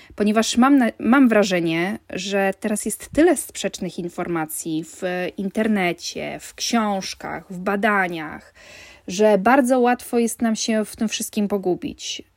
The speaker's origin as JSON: {"language": "Polish", "region": "Warmian-Masurian Voivodeship", "country": "Poland", "tie": "born or raised there", "said": "ja pochodzę z Warmii, jestem rodowitą Warmianką."}